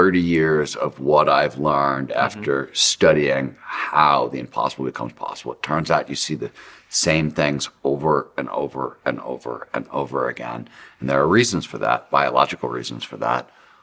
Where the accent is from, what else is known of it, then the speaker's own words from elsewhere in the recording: Cleveland, Ohio, United States; I grew up in Cleveland, Ohio